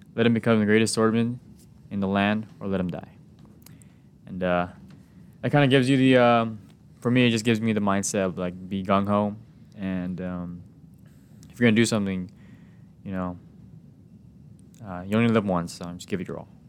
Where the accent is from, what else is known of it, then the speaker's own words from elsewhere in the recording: Guam; moved away as an adult; now in San Diego, United States; my hometown is, um, Guam.